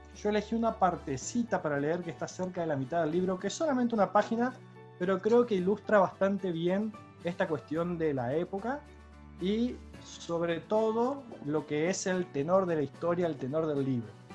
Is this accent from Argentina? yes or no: yes; Santa Fe, Argentina; No es lo mismo cómo voy a pronunciar una palabra yo como santafesino